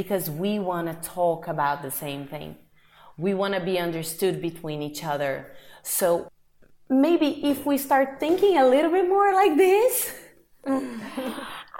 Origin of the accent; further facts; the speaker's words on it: Brazil; moved away; I'm from Brazil